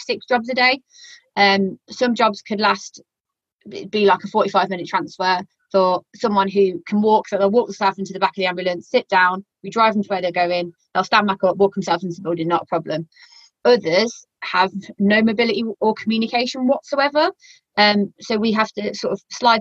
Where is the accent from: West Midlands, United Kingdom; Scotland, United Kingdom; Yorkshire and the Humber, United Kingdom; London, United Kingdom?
West Midlands, United Kingdom; Walsall; accent: yam-yam; I'm originally from Warsaw, so my yam-yam accent has a tendency to come out a little bit as well